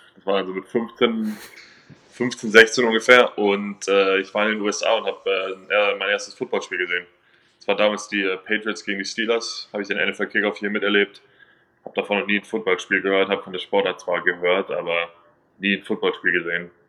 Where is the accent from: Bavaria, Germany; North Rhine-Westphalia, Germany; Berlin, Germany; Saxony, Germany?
Bavaria, Germany; 15 minutes from the Munich Cowboys; moved away; ein Team 15 Minuten entfernt von, äh, wo ich aufgewachsen bin